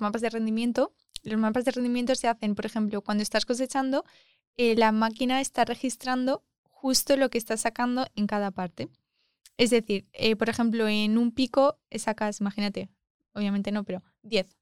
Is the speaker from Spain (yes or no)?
yes; Almagro, Castilla-La Mancha, Spain; moved away as an adult; now in Madrid, Spain; me gusta mucho mi pueblo, que es Almagro